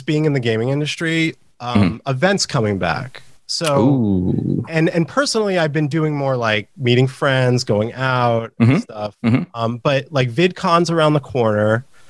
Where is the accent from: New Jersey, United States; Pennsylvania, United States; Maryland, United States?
New Jersey, United States; moved away as an adult; also born or lived in Bergen County / Washington Township; now in Los Angeles, United States; I grew up in North Jersey. Like we're really close. We're the metropolitan area technically.